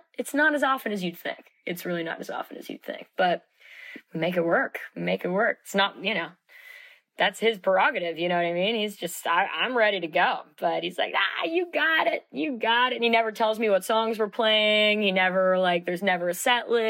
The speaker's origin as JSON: {"language": "English", "town": "New York City", "region": "New York", "country": "United States", "tie": "born or raised there", "said": "I'm born and raised in Manhattan"}